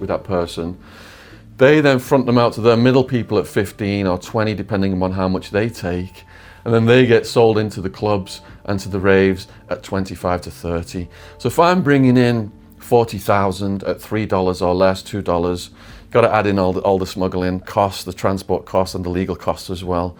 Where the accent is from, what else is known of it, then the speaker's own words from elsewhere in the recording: England, United Kingdom; moved away; I'm English